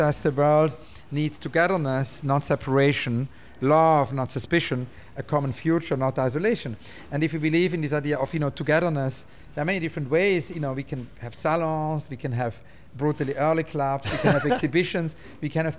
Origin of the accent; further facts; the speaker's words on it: Zurich, Switzerland; now in London, United Kingdom; I grew up in Zurich